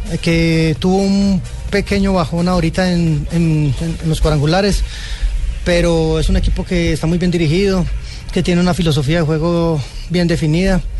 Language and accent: Spanish; Colombia; Y nosotros como colombianos tenemos esa pequeña deuda a nivel internacional.